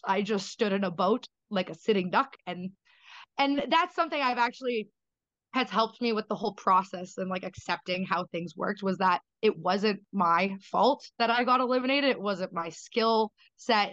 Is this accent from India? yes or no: no; Canada; as a Canadian